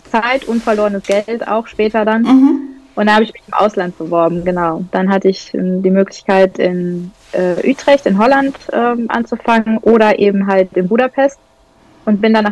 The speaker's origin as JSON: {"language": "German", "region": "North Rhine-Westphalia", "country": "Germany", "lives_now": "Lower Saxony, Germany", "said": "ich komme aus Niedersachsen jetzt hier oder wohne in Niedersachsen, eigentlich komme ich aus Westfalen"}